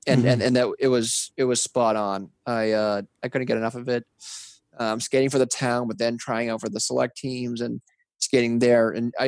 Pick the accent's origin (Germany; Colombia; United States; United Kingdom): United States; Massachusetts; Absolutely. You know, growing up, I was, you know, normal neighborhood, riding bikes, wiffle ball in the summer and spring, street hockey year round, skating on the ponds.